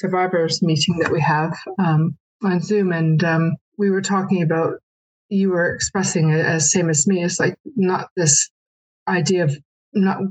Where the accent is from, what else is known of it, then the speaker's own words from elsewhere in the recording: Canada; now in New Zealand; I had to travel back to Canada. I'm from Canada.